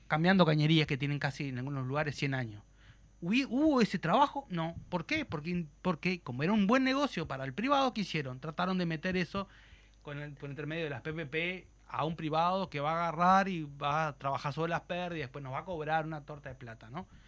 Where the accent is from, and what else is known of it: Uruguay